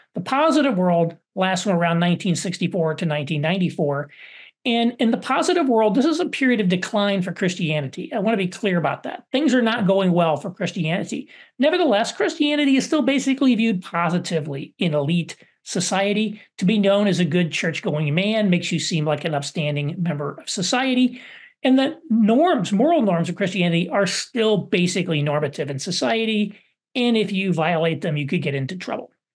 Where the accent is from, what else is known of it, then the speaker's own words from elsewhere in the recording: Southern Indiana, United States; where I grew up in Southern Indiana